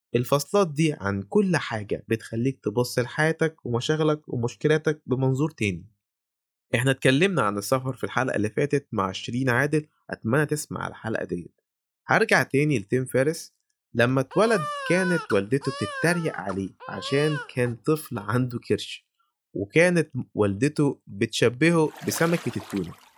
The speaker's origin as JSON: {"language": "Arabic", "country": "Egypt", "said": "إحنا عندنا في مصر"}